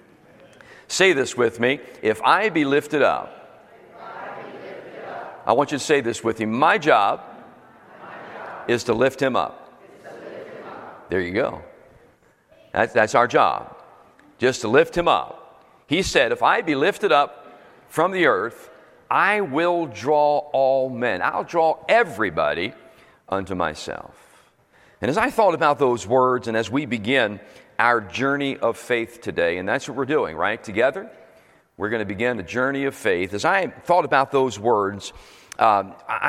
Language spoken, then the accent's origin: English; Philadelphia, Pennsylvania, United States; moved away as an adult; also born or lived in Bradenton, Florida / Sarasota, Florida; now in New Jersey, United States; Was born in Philadelphia 25 years ago, and a couple years ago, and then pastored there, grew up and pastored there for 25 years